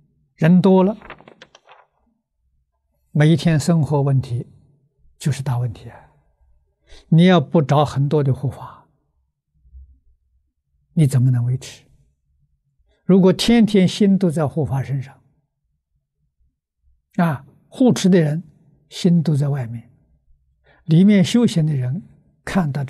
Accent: China; 从前我们中国道场也是几千人道场啊。

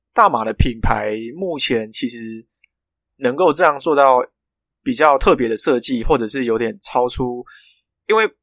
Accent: Malaysia; moved away as an adult; now in Taiwan; 我从马来西亚来到台湾

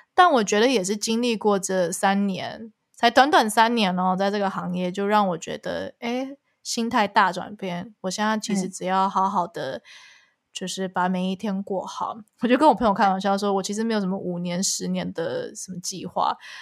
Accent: Taiwan; moved away; also born or lived in Canada; 我没有选择回台湾做音乐

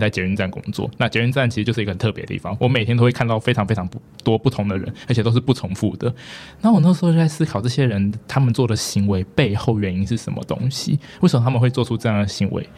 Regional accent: Taipei, Taiwan; 我是台北人，就是我从小到大都住在台北

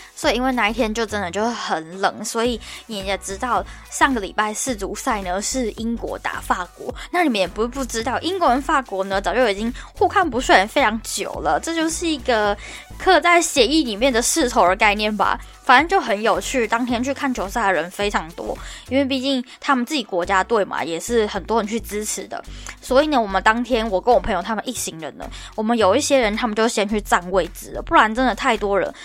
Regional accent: Taiwan; moved away as an adult; now in London, United Kingdom; 我一个台湾人

